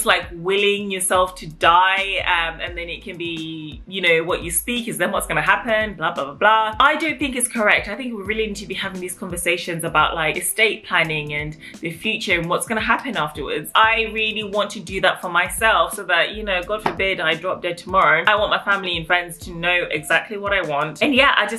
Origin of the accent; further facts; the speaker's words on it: England, United Kingdom; I have an African background, and growing up in England